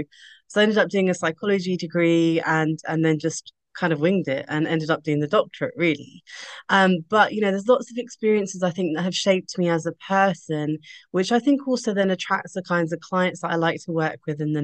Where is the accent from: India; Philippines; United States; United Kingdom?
United Kingdom; as a British Asian female